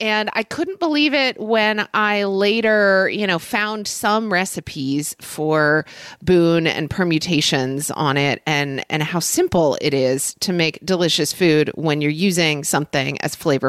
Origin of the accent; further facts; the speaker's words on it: Oklahoma City, Oklahoma, United States; I grew up in Oklahoma City, Oklahoma, where actually there was some pretty great Vietnamese food.